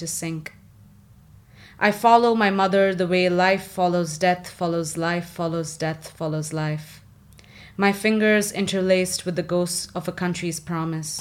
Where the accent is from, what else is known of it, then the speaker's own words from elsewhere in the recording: India; moved away; I'm from India